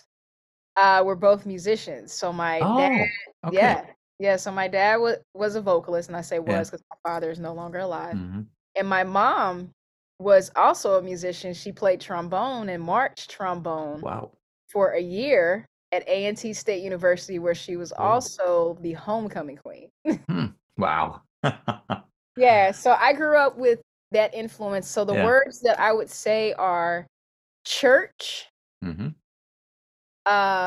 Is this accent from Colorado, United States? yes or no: no; Pleasant Grove, North Carolina, United States; also born or lived in Burlington, North Carolina; I'm born and raised North Carolina, a little country area, considered very rural, called Pleasant Grove.